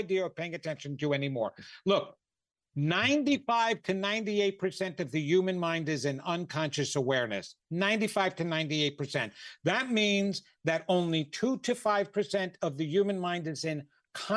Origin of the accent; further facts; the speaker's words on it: New York, United States; I'm from New York